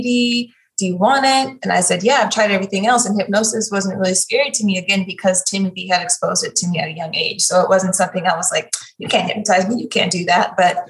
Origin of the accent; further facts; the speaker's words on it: St. Louis, Missouri, United States; Growing up in St. Louis, Missouri is very segregated